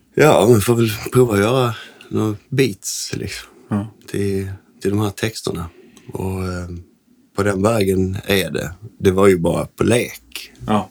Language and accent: Swedish; Landskrona, Skåne, Sweden; vi är uppvuxna i ja. Landskrona.